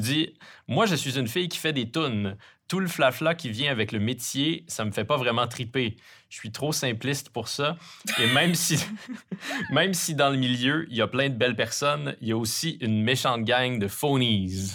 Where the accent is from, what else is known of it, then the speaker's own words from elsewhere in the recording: Quebec, Canada; accent: Québécois; les Québécois sont bien placés pour savoir à quel point c'est agaçant d'entendre quelqu'un mal imiter notre accent